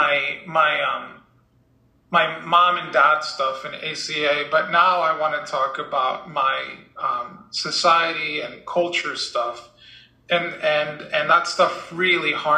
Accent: Dominican Republic; moved away; I grew up in the Dominican Republic, where we wore uniforms

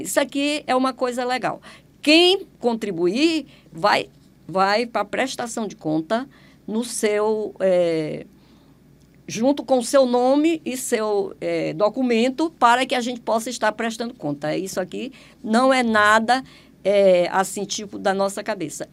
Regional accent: Maranhão, Brazil; now in Teresina, Brazil; Eu não sou, não sou piauiense, eu sou maranhense.

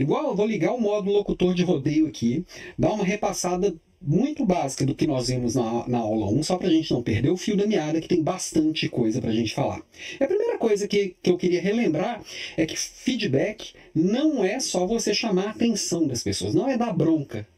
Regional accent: Belo Horizonte, Minas Gerais, Brazil; now in Florianópolis, Brazil; eu também sou mineiro de Belo Horizonte, estou aqui em Florianópolis, mas mineirinho de corpo, alma e coração

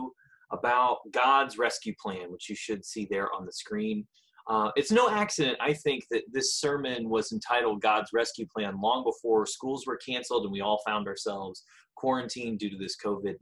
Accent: Greenwood, Indiana, United States; I was born and raised in Greenwood, Indiana, just south of Indianapolis.

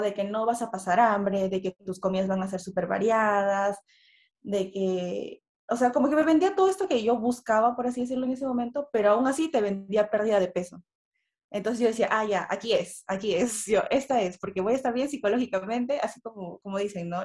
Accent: Peru; soy de Perú

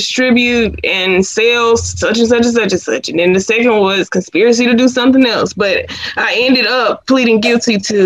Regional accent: Sanford, North Carolina, United States; I am from Sanford, North Carolina

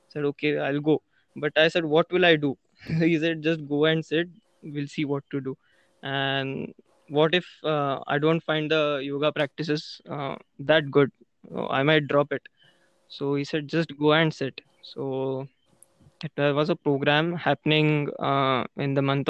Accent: Pune, Maharashtra, India; I'm from Pune.

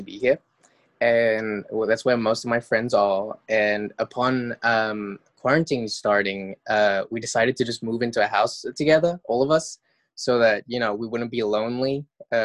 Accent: Mauritius; moved away as an adult; I'm from Mauritius, which is a tiny island off the east coast of Madagascar.

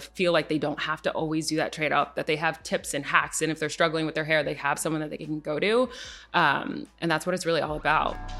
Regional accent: Connecticut, United States; moved away as an adult; also born or lived in New Jersey / Atlanta, Georgia; grew up in Connecticut. Um, so, I spent my whole life in Connecticut.

